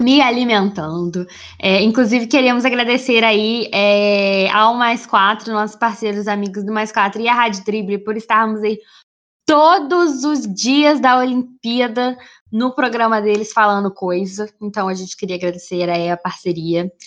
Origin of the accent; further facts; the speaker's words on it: Brazil; eu sou brasileira